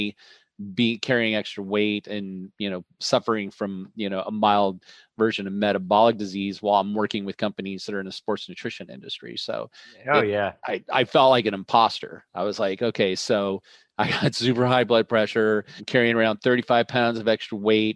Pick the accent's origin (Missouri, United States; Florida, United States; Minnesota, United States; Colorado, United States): Colorado, United States; also born or lived in Milwaukee, Wisconsin; I grew up on a ranch in Colorado